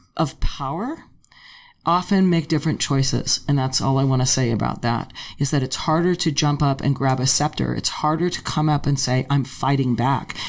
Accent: Los Angeles, California, United States; I grew up in Tarzana, in a suburb of okay. Los Angeles

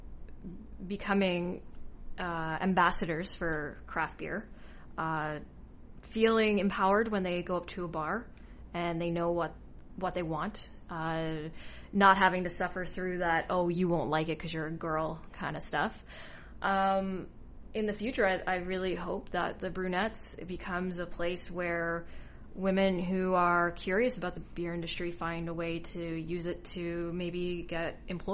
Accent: Newfoundland and Labrador, Canada; I'm from Newfoundland

